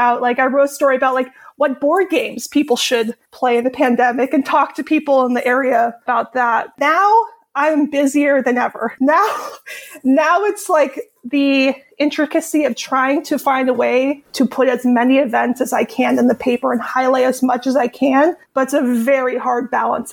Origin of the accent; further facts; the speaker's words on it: Marin, California, United States; I grew up here in Marin and went away for college and came back.